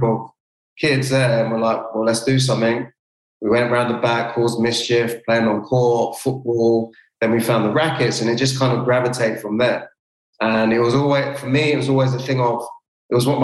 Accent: London, United Kingdom; moved away; also born or lived in Pontefract; me as a Londoner

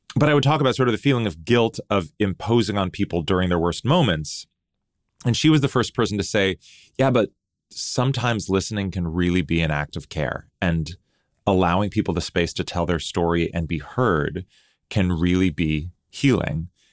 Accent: United States; growing up in the United States

